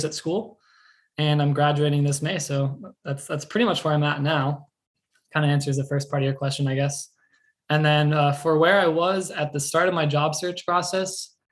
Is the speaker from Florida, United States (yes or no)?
yes; Central Florida, United States; I grew up in Central Florida, you know, just a little bit north of Orlando